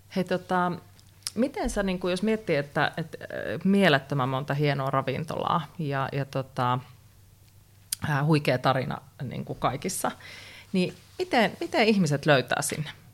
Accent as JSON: {"language": "Finnish", "region": "North Karelia", "country": "Finland", "said": "Mä oon kotoisin Pohjois-Karjalasta"}